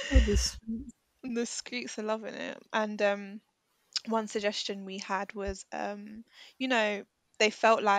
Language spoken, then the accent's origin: English; United Kingdom; I was born in this country